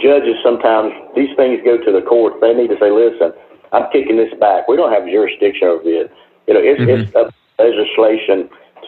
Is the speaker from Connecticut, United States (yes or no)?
no; Kings Mountain, North Carolina, United States; Growing up in Kings Mountain, North Carolina